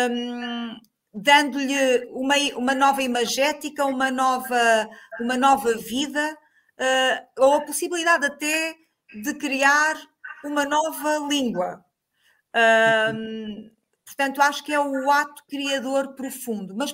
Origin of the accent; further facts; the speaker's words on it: Moncorvo, Bragança District, Portugal; now in Azores, Portugal; Eh, nasci em Moncorvo.